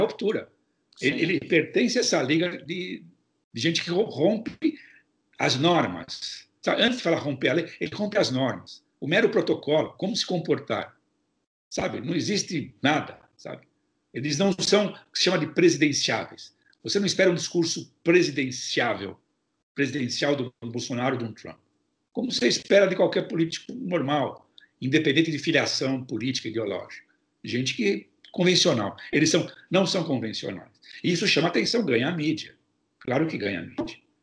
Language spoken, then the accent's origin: Portuguese; São Paulo, Brazil; now in United States; Eu sou de São Paulo, sou paulistano